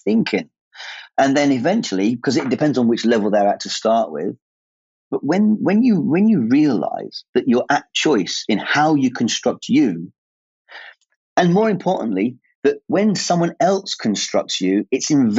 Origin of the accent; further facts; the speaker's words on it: England, United Kingdom; At my age, being English and not knowing really what the English culture is all about